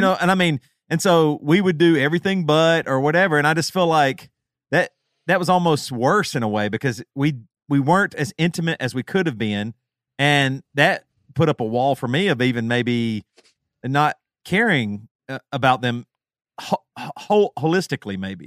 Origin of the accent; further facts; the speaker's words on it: the South, United States; us three specifically growing up in the South